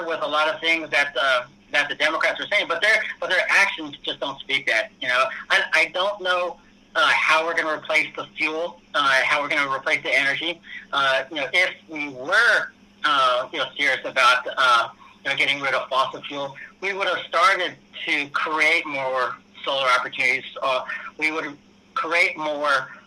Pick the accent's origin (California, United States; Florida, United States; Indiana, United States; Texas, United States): California, United States; being a Californian